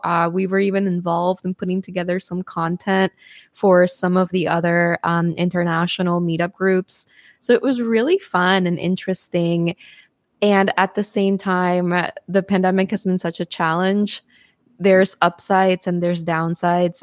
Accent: Lima, Peru; Lima, Peru. Mm-hmm. Um, because, fun fact, that's my hometown

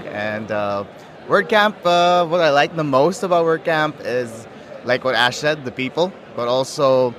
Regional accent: Philippines; I'm from the Philippines

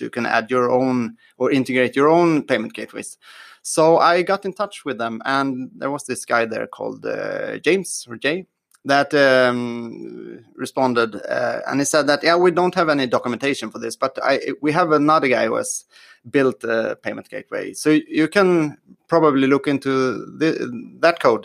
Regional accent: Sweden; I'm from Sweden

